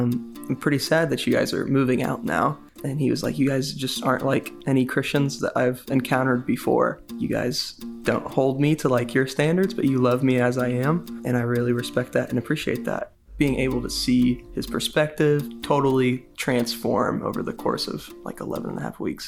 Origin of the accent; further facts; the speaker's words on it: Kansas City, Kansas, United States; I'm from Kansas City, Kansas.